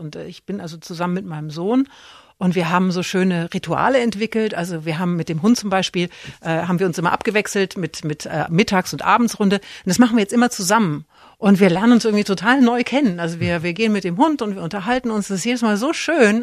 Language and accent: German; Erlangen, Bavaria, Germany; moved away; ich komme ja aus Erlangen